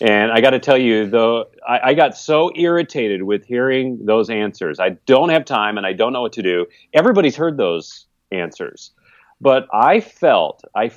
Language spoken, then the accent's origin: English; California, United States; I just had a tragic train wreck of a family growing up in California